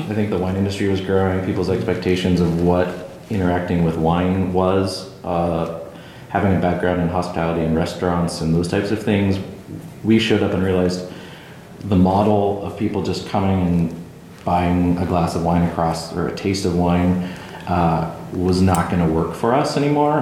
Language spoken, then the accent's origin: English; Kansas, United States; moved away as an adult; now in McMinnville, United States; I'm from Kansas originally